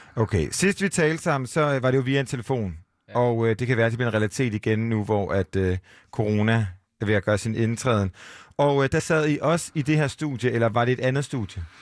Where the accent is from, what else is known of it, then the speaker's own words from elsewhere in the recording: Aarhus, Central Denmark Region, Denmark; vi er jo fra Aarhus, alle tre